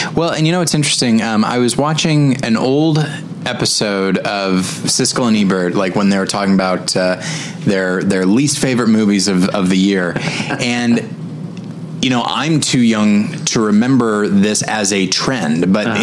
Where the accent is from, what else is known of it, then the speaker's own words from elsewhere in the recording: Taft, California, United States; moved away; my home my hometown of uh, Taft, California